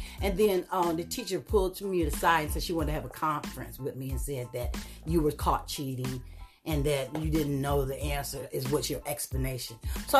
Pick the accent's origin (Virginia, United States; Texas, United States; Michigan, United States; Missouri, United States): Michigan, United States; Detroit; I know when I came from Detroit to Arizona and to Iowa, I noticed that I was always on guard.